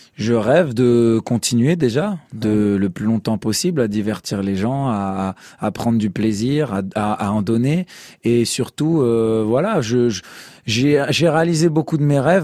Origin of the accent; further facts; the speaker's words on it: Strasbourg, Grand Est, France; Moi aussi, je viens de Strasbourg comme vous